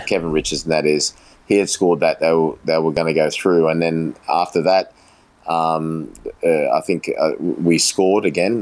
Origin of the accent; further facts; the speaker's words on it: Australia; also born or lived in England; who I grew up with here in Australia